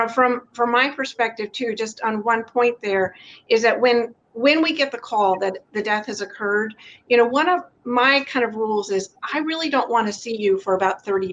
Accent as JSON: {"language": "English", "region": "the South", "country": "United States", "tie": "born or raised there", "said": "I grew up in the South"}